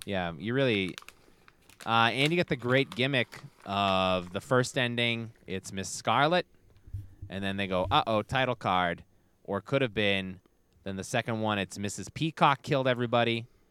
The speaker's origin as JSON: {"language": "English", "town": "Brockton", "region": "Massachusetts", "country": "United States", "tie": "born or raised there", "said": "I grew up in Brockton"}